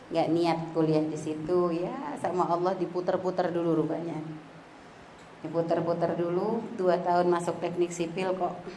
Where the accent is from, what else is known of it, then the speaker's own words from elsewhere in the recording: Pontianak, West Kalimantan, Indonesia; Kalau lahir gede di Pontianak